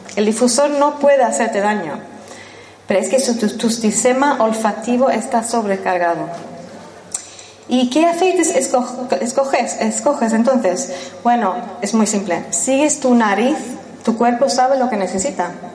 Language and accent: Spanish; Spain; first language English; Spanish is a second language; moved away as an adult; also born or lived in Sweden / London; soy sueca de origen, crecí aquí en España